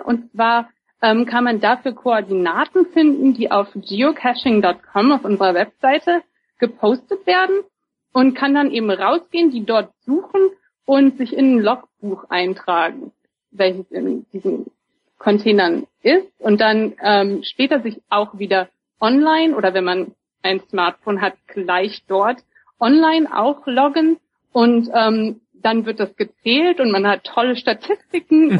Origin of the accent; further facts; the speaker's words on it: Germany; moved away as an adult; now in Seattle, United States; ich bin auch Deutsche. Ich wohne hier erst seit fünf Jahren.